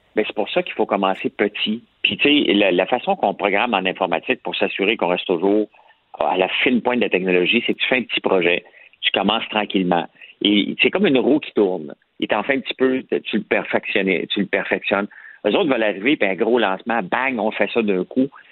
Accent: Montreal, Quebec, Canada; on vient de Montréal

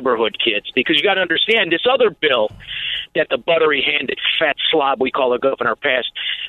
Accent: Melrose Park, Illinois, United States; I grew up in Melrose Park.

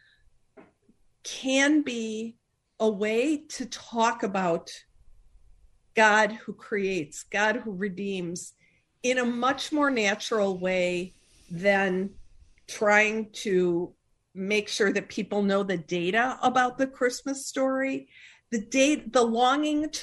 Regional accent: Chicago, Illinois, United States; I'm from Chicago

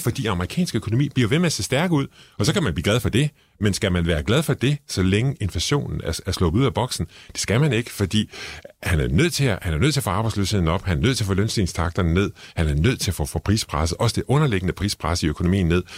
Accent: Struer, Central Denmark Region, Denmark; jeg kommer fra Struer

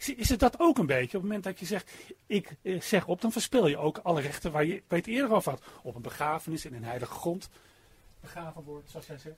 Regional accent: Zandvoort, North Holland, Netherlands; ik kom uit Zandvoort

